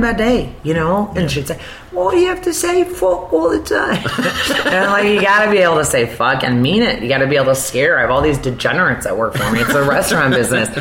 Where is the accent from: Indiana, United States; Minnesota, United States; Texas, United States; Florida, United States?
Indiana, United States; South Bend; moved away as an adult; also born or lived in Chicago; I'd worked at Notre Dame, which is in the university of my hometown growing up.